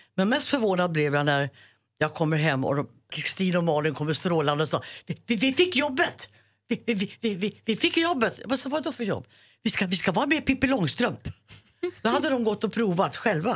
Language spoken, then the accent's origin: Swedish; Järvsö, Gävleborg County, Sweden; born or raised there